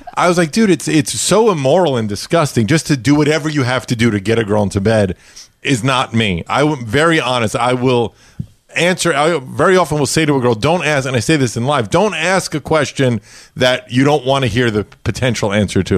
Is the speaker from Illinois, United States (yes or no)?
no; New York City, New York, United States; I grew up in Brooklyn, New York